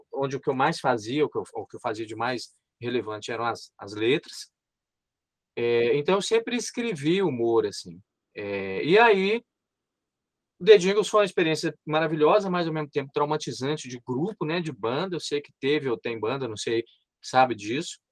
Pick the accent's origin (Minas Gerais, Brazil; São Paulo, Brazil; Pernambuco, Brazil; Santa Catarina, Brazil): Minas Gerais, Brazil; Montes Claros; Meu embigo está enterrado em Montes Claros